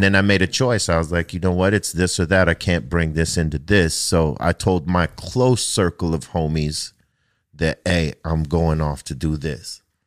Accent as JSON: {"language": "English", "country": "United States", "tie": "born or raised there", "said": "Growing up on the East Side"}